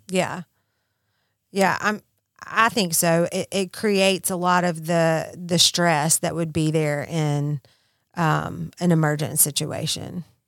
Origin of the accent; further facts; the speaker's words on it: Mississippi, United States; I'm from Mississippi